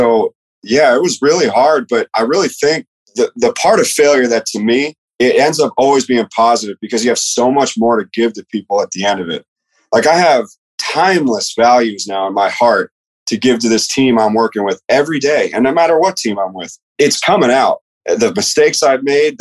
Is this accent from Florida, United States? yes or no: yes; Tampa, Florida, United States; moved away as an adult; also born or lived in Ohio / Virginia / Mississippi; I'm from Tampa